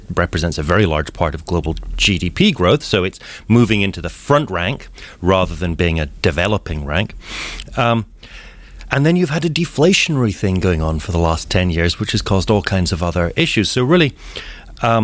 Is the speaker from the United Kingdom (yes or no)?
yes; Scotland, United Kingdom; moved away as an adult; now in Seattle, United States; Born and raised in Scotland, lived a good part of my life in the UK